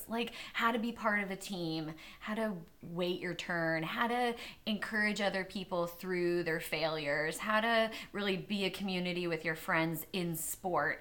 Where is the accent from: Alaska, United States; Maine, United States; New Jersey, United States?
Maine, United States; Old Town; moved away; I lived in this little town called Old Town, Maine